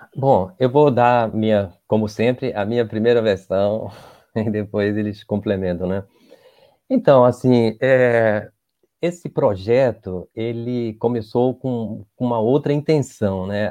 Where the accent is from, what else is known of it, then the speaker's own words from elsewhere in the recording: Recife, Pernambuco, Brazil; now in Rio de Janeiro, Brazil; eu sou de Recife